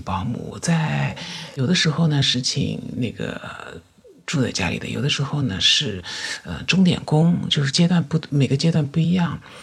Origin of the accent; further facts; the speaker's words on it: Yangtze River Delta, China; 我是出生在我们这个长三角地区的一个经济发达的一个省份，从小到大一直都是生活、学习都是在这个城市